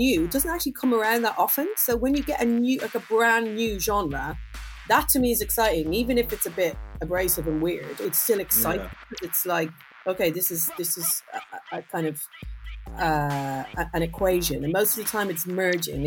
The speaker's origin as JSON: {"language": "English", "town": "Dublin", "region": "Leinster", "country": "Ireland", "tie": "born or raised there", "said": "I grew up in Dublin"}